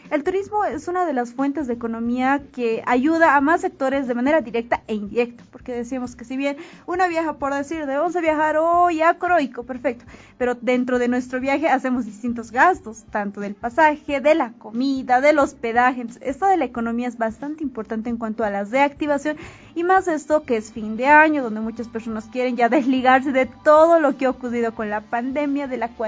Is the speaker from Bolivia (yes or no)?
yes; Bolivia; Y se dejó de atrás eso de decir somos todos bolivianos.